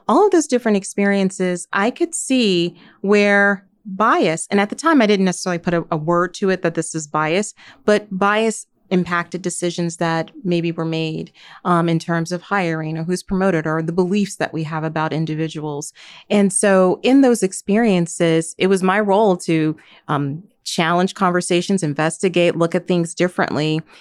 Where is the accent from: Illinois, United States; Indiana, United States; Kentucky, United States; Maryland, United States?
Indiana, United States; Gary; I grew up in Gary, Indiana